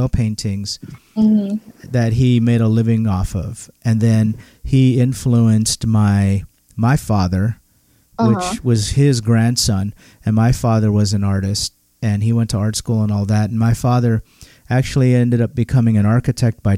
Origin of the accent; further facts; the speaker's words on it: Philippines; moved away; I was born in the Philippines, so everyone before me was born in the Philippines